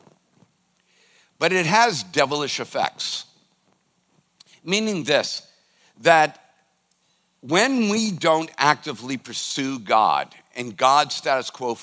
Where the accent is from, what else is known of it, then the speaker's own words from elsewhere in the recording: United States; as an American